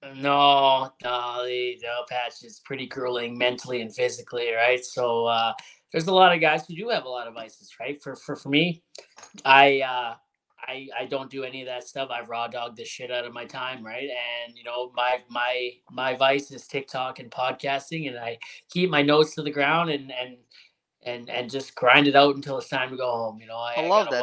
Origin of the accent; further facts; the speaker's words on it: Hamilton, Ontario, Canada; now in Alberta, Canada; I'm from Hamilton originally